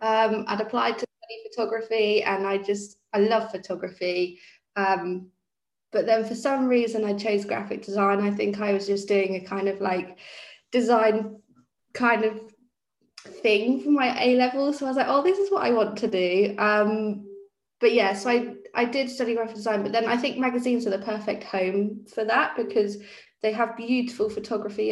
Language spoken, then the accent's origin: English; Norwich, East of England, United Kingdom; moved away as an adult; also born or lived in Bournemouth / London; I grew up in Norwich, went down to Bournemouth to study and then to London like everyone else does. And then moved back a couple of years ago